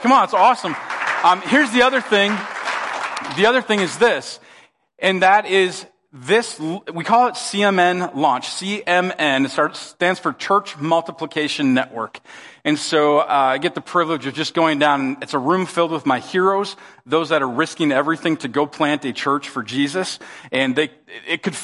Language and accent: English; Minnesota, United States; they knew I was from Minnesota